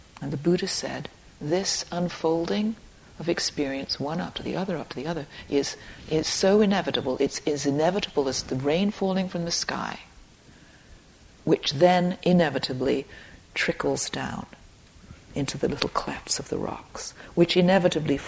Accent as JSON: {"language": "English", "area": "Dorset", "region": "South West England", "country": "United Kingdom", "tie": "born or raised there", "said": "I grew up in Dorset in England."}